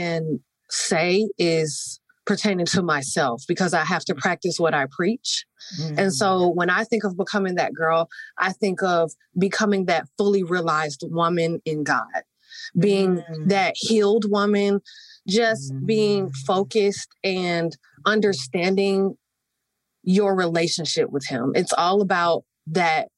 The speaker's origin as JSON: {"language": "English", "town": "Atlanta", "region": "Georgia", "country": "United States", "said": "I am 27 years old from Atlanta, Georgia"}